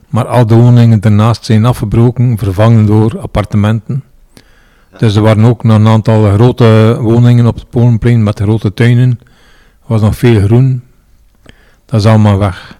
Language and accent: Dutch; Roeselare, Flanders, Belgium; also born or lived in Ghent; Dus niet geboren en getogen in Roeselaar, maar wel getogen.